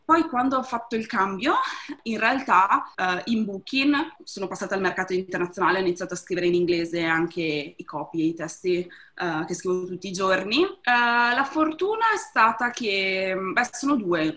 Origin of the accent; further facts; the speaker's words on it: province of Treviso, Veneto, Italy; moved away as an adult; now in Amsterdam, Netherlands; nata e cresciuta in provincia di Treviso, da quattro anni vivo ad Amsterdam